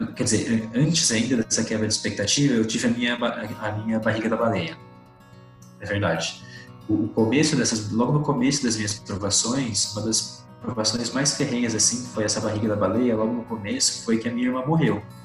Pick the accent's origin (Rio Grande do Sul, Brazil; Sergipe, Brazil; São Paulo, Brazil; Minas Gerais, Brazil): São Paulo, Brazil; Rio Claro; Eu sou nascido em São Paulo, sou paulista, só que eu cresci em Rio Claro, na cidade de Rio Claro, que é interior de São Paulo